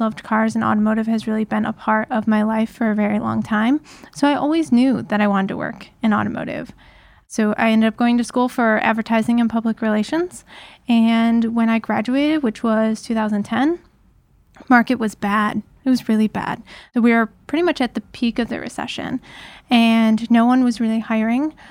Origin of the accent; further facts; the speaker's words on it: Detroit region, Southeast Michigan, United States; I grew up in Southeast Michigan, so right here in in the Detroit region